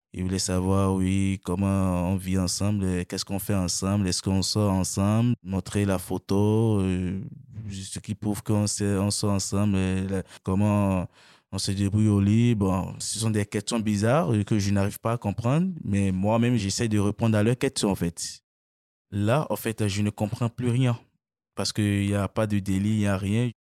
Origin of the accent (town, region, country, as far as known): Benin; moved away as an adult; now in France